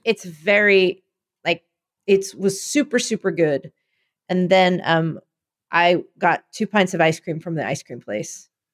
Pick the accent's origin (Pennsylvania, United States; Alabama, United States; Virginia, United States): Pennsylvania, United States; Philadelphia; my people were doing what they do, which was being more Philadelphian than you thought